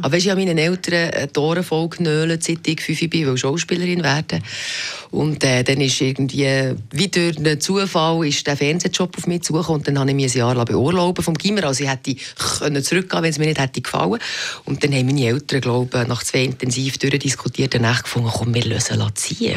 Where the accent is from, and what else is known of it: Meinisberg, Bern, Switzerland; born or raised there; moved away; also born or lived in Biel / Zurich